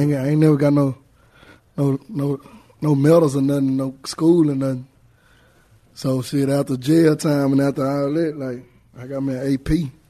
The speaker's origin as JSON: {"language": "English", "town": "Dallas", "region": "Texas", "country": "United States", "said": "I'm from Dallas."}